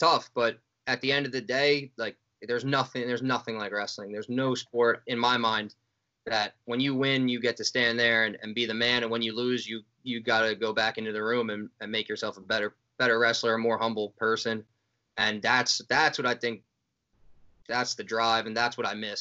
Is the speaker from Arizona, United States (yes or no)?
no; Fairfield, New Jersey, United States; Everything's in Fairfield, right in my hometown